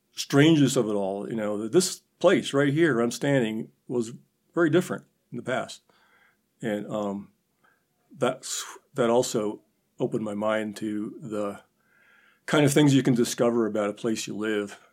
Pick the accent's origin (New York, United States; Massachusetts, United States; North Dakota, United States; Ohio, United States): North Dakota, United States; Minot; moved away as an adult; also born or lived in Nebraska; now in Chadron, United States; I grew up in North Dakota, um, Minot.